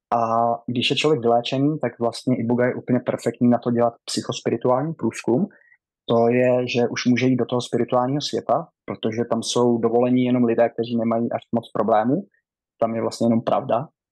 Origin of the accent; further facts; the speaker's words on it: Rokycany District, western Bohemia, Plzeň Region, Czechia; moved away as an adult; now in United States; Já pocházím, a, z Rokycanska, mám čtyřicet